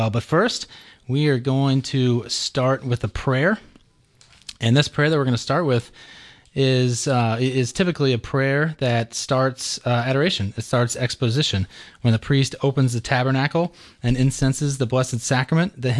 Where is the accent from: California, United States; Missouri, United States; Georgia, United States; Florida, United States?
Georgia, United States; So um, uh, I grew up here in Georgia and I uh, went to St. Pius High School.